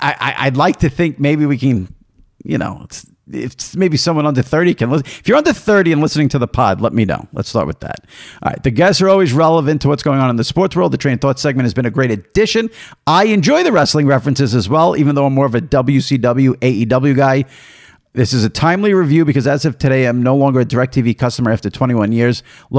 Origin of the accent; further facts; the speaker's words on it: Cincinnati, Ohio, United States; now in Columbus, United States; Born and raised in Cincinnati, I'm a huge Bengals and Reds fan. Unfortunate about the Reds part. And then went to Ohio State, now live in Columbus.